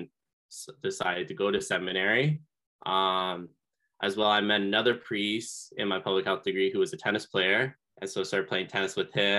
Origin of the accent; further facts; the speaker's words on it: Seaforth, Ontario, Canada; now in London, Canada; I'm originally from Seaforth, Ontario, which is near Lake Huron. My mom and I moved to London just last year. So I'm getting to know the area in London, but grew up in a small town in Seaforth.